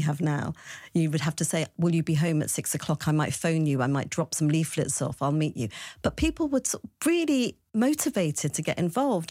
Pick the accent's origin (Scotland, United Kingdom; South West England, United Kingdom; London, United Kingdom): London, United Kingdom; I was born in West London